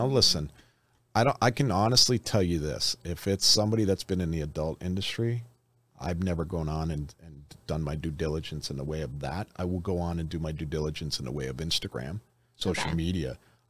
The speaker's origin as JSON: {"language": "English", "town": "Detroit", "region": "Michigan", "country": "United States", "said": "Listen, we're from Detroit. Let's just use Detroit for example."}